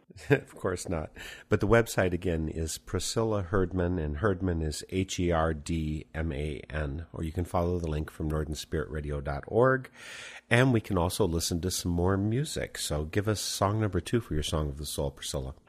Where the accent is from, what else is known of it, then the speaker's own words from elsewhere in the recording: Midwest, United States; I'm from the Midwest